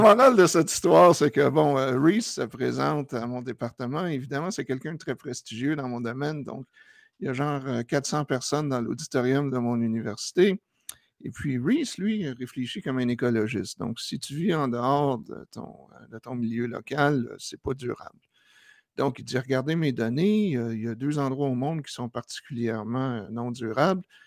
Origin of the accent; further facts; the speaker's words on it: Quebec, Canada; moved away; Ça, fait genre 25 ans que j'ai quitté le Québec